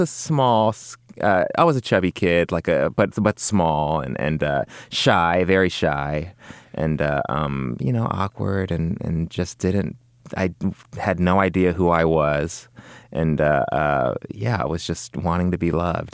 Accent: Los Angeles, California, United States; grew up in, uh, West L A, kinda near Culver City.

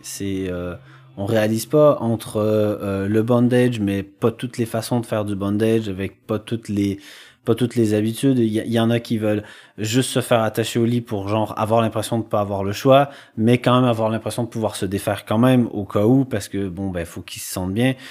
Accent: Quebec, Canada; moved away; j'ai grandi en campagne et que. Euh, bah, au Québec

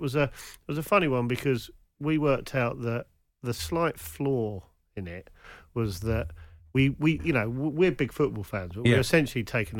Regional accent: Kent, South East England, United Kingdom; I'm from Kent nearby.

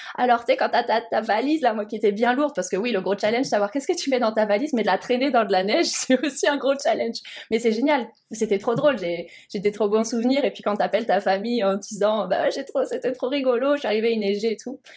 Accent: Montpellier, Occitania, France; moved away as an adult; also born or lived in Alsace; now in Montreal, Canada; moi, je viens du sud de la France, donc en plus, moi, le froid, c'est vrai que j'en avais un petit peu peur, bien que je mhm. sois née en Alsace, mais euh, ouais, c'est vrai que j'ai vécu la majorité de ma vie à, Montpellier.

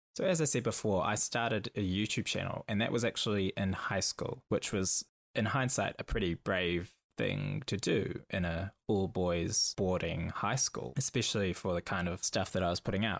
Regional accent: Auckland, New Zealand; I grew up in Auckland, New Zealand

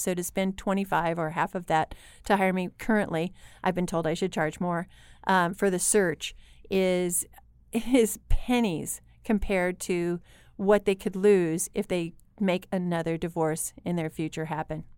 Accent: Lincoln, Illinois, United States; I'm from Lincoln, Illinois

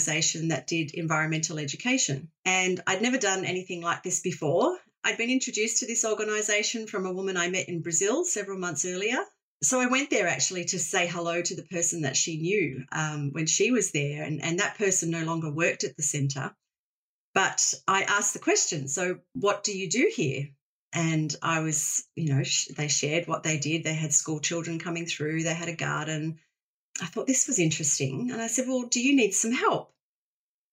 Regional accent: Australia; Growing up in Australia, you know, we are blessed with a beautiful country, and I grew up with Keep Australia Beautiful

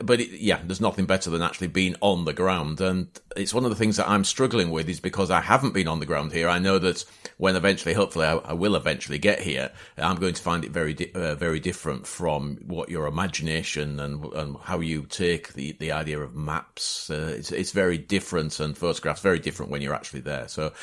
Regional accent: Yorkshire and the Humber, United Kingdom; accent: Yorkshire; my Yorkshire accent

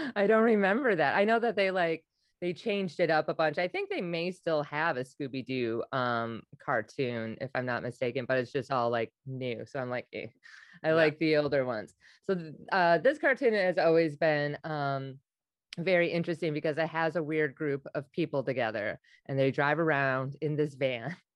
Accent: Wisconsin, United States; now in New York, United States; I'm originally from Wisconsin

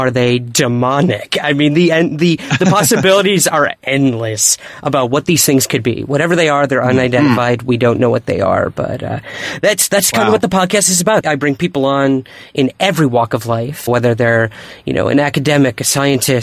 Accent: Syracuse, New York, United States; my hometown of Syracuse, New York

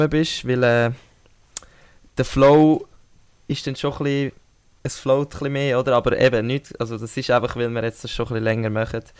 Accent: Switzerland; Als Schweizer kommt es mir und uns schon entgegen, aber es sie tut mir auch irgendwie mega leid.

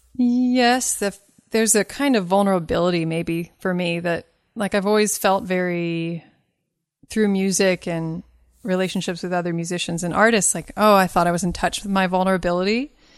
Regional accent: Kentucky, United States; I'm from Kentucky. My dad's side is from Kentucky, way back.

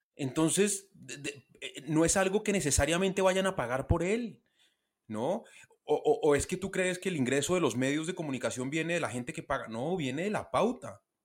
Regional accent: Colombia; Yo soy periodista, soy colombiano

